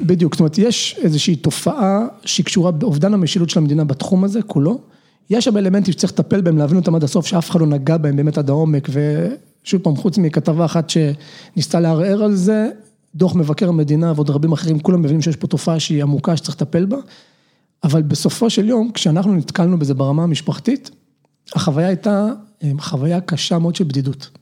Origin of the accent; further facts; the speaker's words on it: Nahalal, Northern District, Israel; גדלתי בחקלאי בנהלל, שנים עשר שנים.